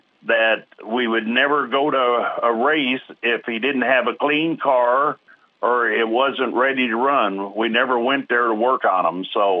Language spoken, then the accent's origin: English; Sedalia, Missouri, United States; I'm from Sedalia, Missouri